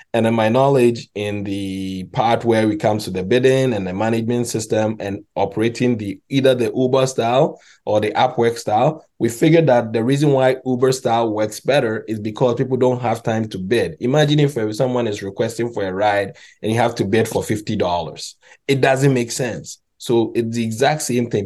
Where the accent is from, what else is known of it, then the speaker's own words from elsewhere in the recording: Ghana; moved away; also born or lived in Montreal, Canada; I'm actually Ghanaian